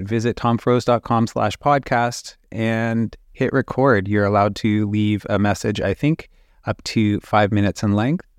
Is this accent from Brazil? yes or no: no; Canada; I'm a Canadian illustrator